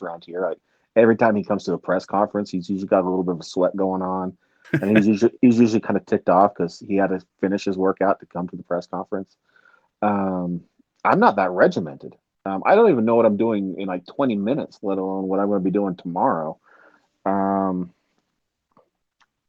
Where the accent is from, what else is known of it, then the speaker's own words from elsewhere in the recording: rural Utah, United States; Up in rural Utah as a Utah fan